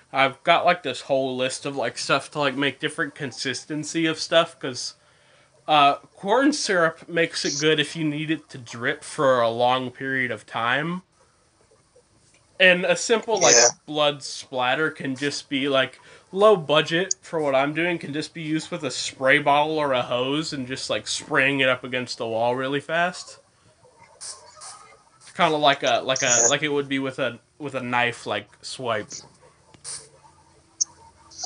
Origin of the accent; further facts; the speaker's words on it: Boonsboro, United States; moved away; my hometown at Boonesboro